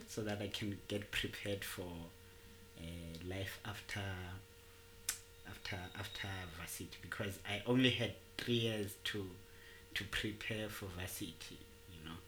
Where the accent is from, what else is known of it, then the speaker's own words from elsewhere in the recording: Tembisa, Gauteng, South Africa; I'm a trombone player from Tembisa. I, I was born and bred in Tembisa.